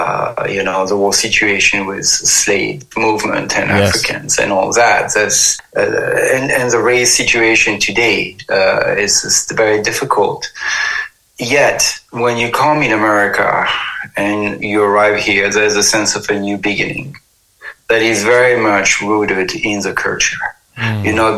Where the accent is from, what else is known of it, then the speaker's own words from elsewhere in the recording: Paris, Île-de-France, France; moved away as an adult; also born or lived in Amazon; now in United States; I was born in Paris, you know, in 68. And my family of origin is very kind of petite bourgeoisie, grande bourgeoisie.